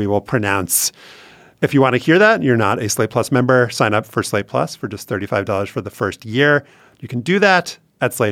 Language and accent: English; Louisiana, United States; but I think there is a community aspect growing up, not just growing up in Louisiana, um, to football